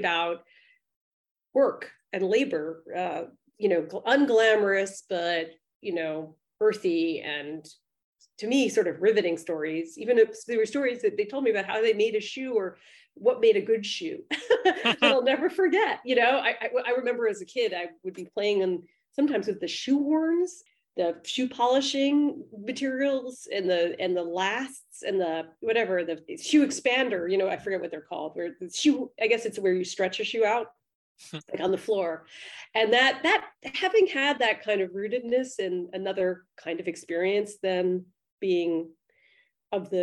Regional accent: New York City, New York, United States; I grew up in the East Village.

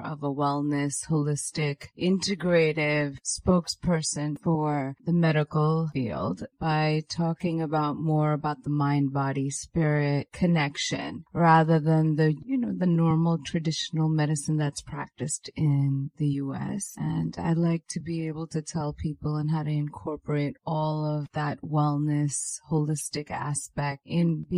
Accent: New York, United States; I'm Indian origin, even though I'm American, born and raised in New York

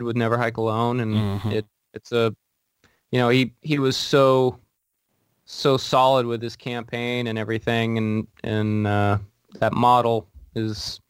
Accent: Portland, Oregon, United States; now in Washington, United States; I'm from Portland. I'm a Portland-based actor

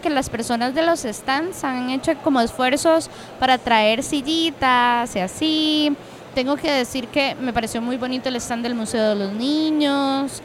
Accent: Cartago, Costa Rica; yo soy de Cartago

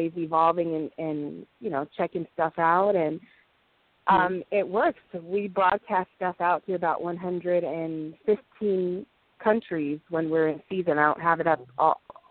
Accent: Los Angeles, California, United States; I'm from Los Angeles, California, and I have a small publishing company

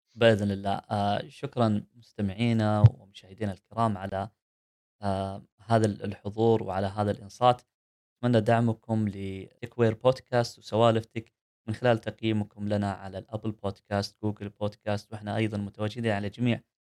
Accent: Saudi Arabia; عندنا في السعوديه

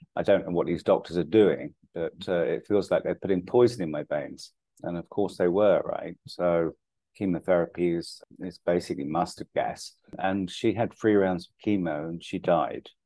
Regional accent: London, United Kingdom; moved away as an adult; now in India; My dad's Irish, my mum's English, but I grew up in London

